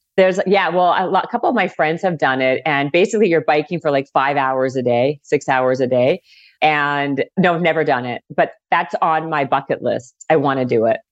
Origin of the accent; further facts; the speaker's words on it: Winnipeg, Manitoba, Canada; moved away as an adult; also born or lived in Toronto; now in Los Angeles, United States; I'm originally from Winnipeg, Manitoba